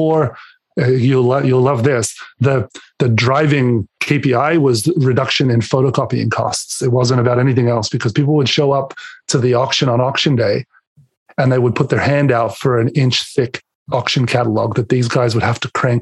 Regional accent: Adelaide, South Australia, Australia; moved away as an adult; now in Canada; I was born and raised in Adelaide, Australia.

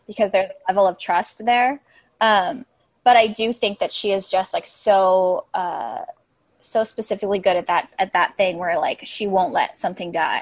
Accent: Chicago, Illinois, United States; I'm from Chicago, I'm from the suburbs

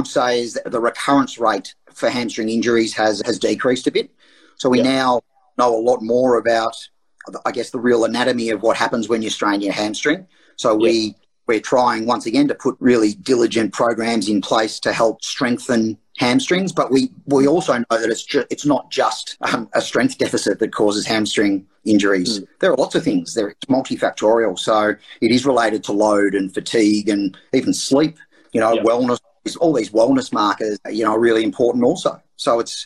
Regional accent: Geelong, Victoria, Australia; I actually moved back to Geelong, which was my hometown

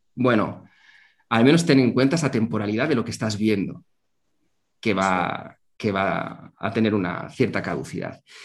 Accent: Zaragoza, Aragon, Spain; soy nacido en Zaragoza

